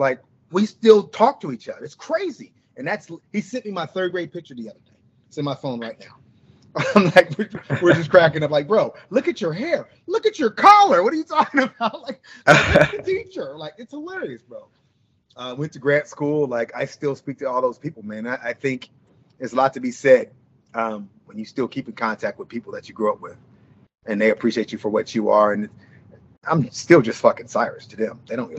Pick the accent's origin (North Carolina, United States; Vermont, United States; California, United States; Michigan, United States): California, United States; Santa Monica; growing up in Santa Monica